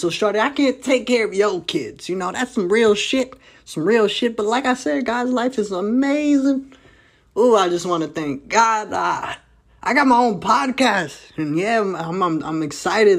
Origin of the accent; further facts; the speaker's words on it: New Jersey, United States; also born or lived in Fishers, Indiana; now in Indianapolis, United States; I'm originally from New Jersey